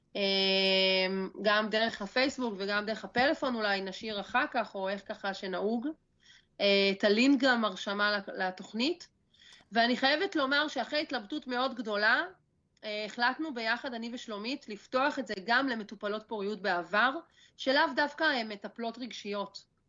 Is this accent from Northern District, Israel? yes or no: yes; a kibbutz in northern Israel, Northern District, Israel; אני בת קיבוץ, גדלתי פה ליד האדמה, אה, אני הולכת לבנות את הבית שלי פה